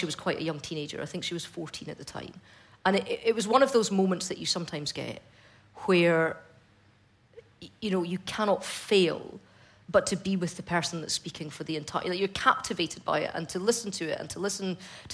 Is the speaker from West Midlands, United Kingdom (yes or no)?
no; Fife, Scotland, United Kingdom; growing up in Fife in the 90s